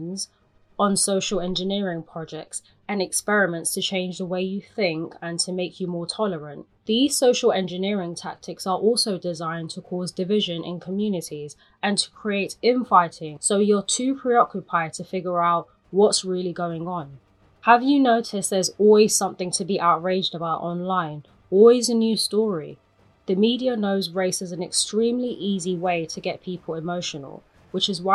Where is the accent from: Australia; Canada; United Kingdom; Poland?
United Kingdom; London; as a Londoner, you'll find yourself using the train to get around the city, and you probably have used it since you were a young child